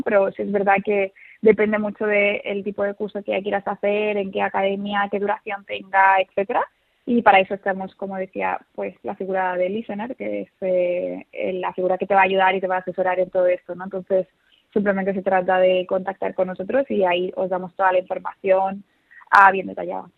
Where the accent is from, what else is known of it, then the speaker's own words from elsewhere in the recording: Seville, Andalusia, Spain; also born or lived in Madrid; nací en Madrid, pero como muy joven nos mudamos toda la familia a Sevilla